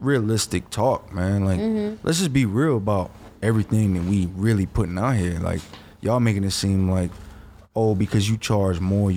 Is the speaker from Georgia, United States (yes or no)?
yes; Georgia, United States; I'm from the South. I'm from Georgia